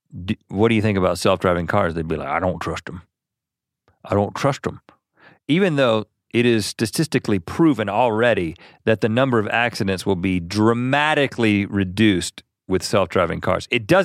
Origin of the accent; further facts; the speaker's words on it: North Carolina, United States; I used to understand that as flicking the bird growing up in North Carolina as a child.